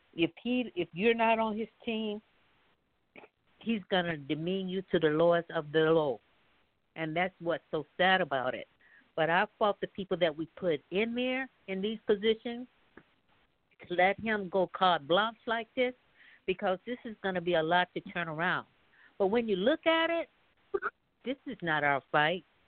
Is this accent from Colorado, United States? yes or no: no; Mississippi, United States; moved away; Growing up in the South in Mississippi